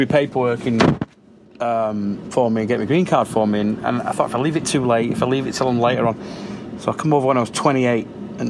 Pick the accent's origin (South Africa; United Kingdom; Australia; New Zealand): United Kingdom; Leigh, North West England; moved away as an adult; now in United States; I'm from Lee